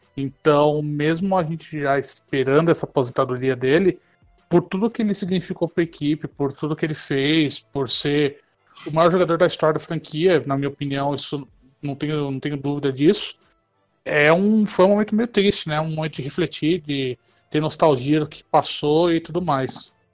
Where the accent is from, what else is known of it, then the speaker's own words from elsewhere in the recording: São Paulo, Brazil; Eu sou aqui de São Paulo